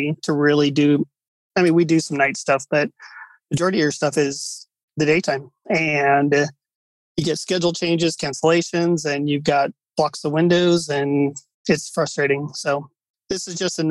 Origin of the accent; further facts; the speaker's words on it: Seattle area, Washington, United States; moved away; We are originally from Seattle area, just south of Seattle